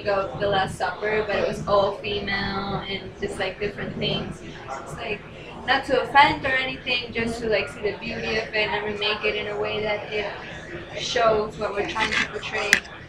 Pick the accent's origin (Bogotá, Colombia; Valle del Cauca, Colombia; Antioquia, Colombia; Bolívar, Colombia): Antioquia, Colombia; Medellin; Thank you. From Medellin, Colombia. It's known as like the land of Pablo Escobar.